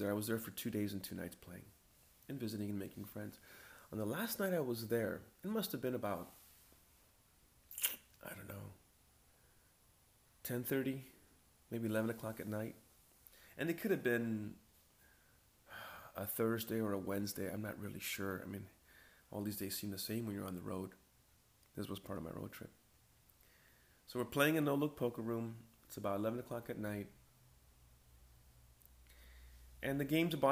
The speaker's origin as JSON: {"language": "English", "region": "California", "country": "United States", "tie": "born or raised there", "said": "I was born in California"}